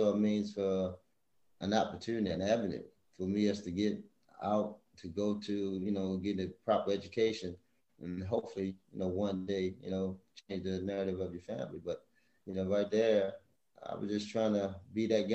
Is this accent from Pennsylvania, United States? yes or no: no; Baltimore, Maryland, United States; growing up in the inner city of Baltimore